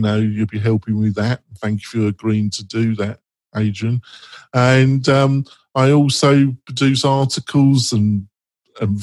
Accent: England, United Kingdom; I'm English

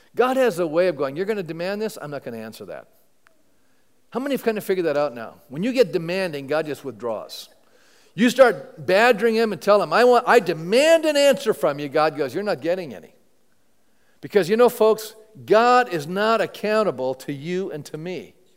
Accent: Canada; I'm a Canadian

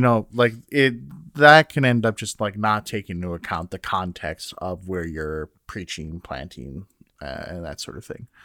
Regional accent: Minnesota, United States; now in Iowa, United States; as a Minnesotan

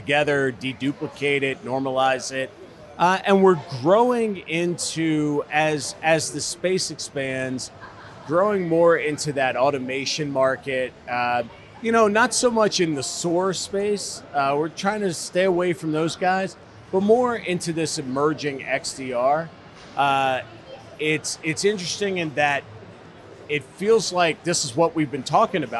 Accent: Baltimore, Maryland, United States; growing up in Baltimore, Maryland, would go to Ocean City with my parents

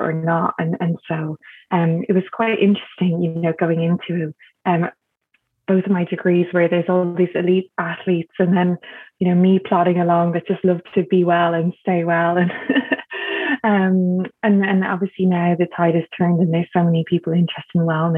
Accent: Dublin, Leinster, Ireland; I grew up in Dublin in Ireland

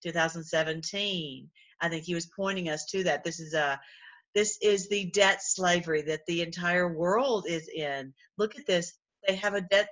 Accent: Tennessee, United States; I'm from Tennessee

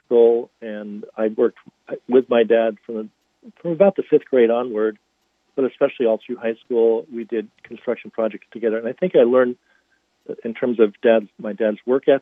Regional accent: North Hampton, New Hampshire, United States; now in Boston, United States; I grew up in Northampton, New Hampshire, about an hour north of Boston. It's in the little wedge of New Hampshire that's called the Seacoast

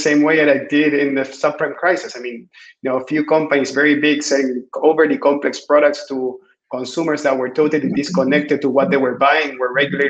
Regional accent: Chile; I am originally from Chile, so far away south.

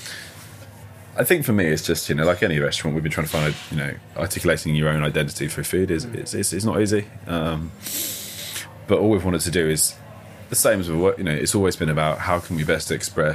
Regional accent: Birmingham, West Midlands, United Kingdom; I grew up just outside the Balti Triangle

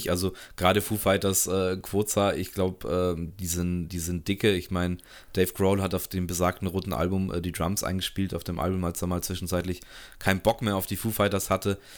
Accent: Germany; mich als halt Deutscher

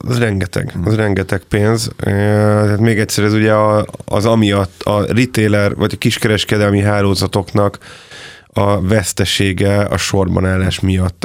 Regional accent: Hungary

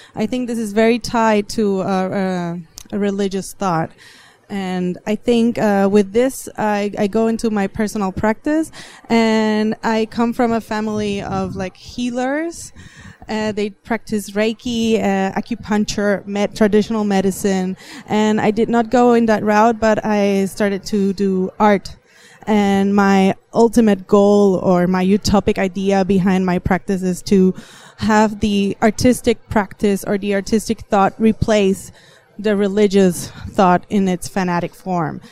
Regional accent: Puerto Rico; I am from Puerto Rico, which is an island in the Caribbean

